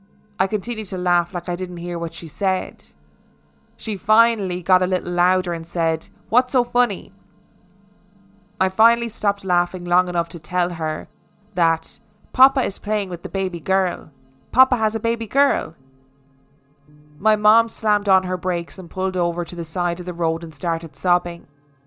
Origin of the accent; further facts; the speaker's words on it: North West England, United Kingdom; My husband Mark and I bought our first house in 2011 in my hometown in Lancashire, England.